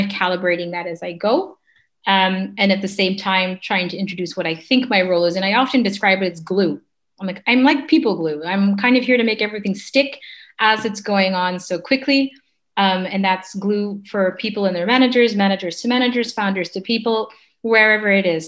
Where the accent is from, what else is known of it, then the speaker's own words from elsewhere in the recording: Canada; moved away as an adult; also born or lived in London; I'm Canadian, and I ended up in um, London.